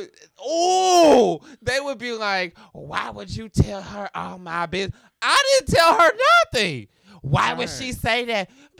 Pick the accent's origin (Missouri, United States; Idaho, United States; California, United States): Missouri, United States; St. Louis; And that's where I'm from.